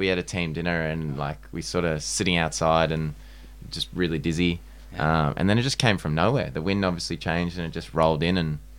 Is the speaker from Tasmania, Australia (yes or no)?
no; Manly, New South Wales, Australia; I'm from Manly, so I'm way off the Shire.